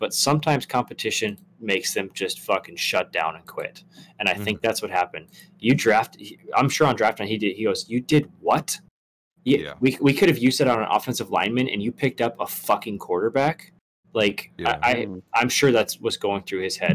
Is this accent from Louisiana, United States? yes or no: no; North Dakota, United States; we're from North Dakota